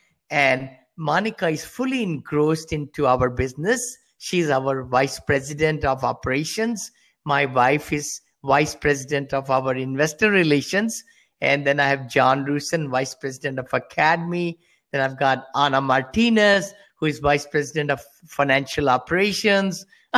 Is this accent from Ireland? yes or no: no; India; moved away as an adult; I came from India many years back, with a little bit money, $7.